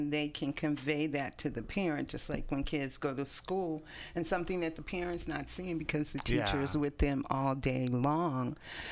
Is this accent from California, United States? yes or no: yes; East Palo Alto, California, United States; moved away as an adult; also born or lived in San Francisco, United States; now in Oakland, United States; We grew up in East Palo Alto.